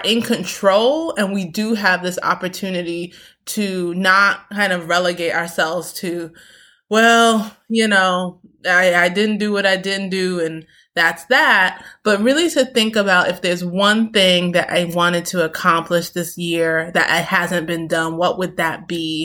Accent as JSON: {"language": "English", "town": "New York City", "region": "New York", "country": "United States", "tie": "born or raised there", "also_born_or_lived": "Queens", "said": "I grew up in Brooklyn, concrete"}